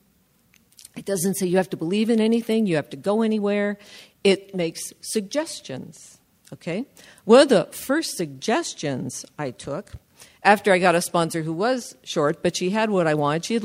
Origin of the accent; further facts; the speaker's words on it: Southern California, United States; first language English; now in San Leandro, United States; I'm from Southern California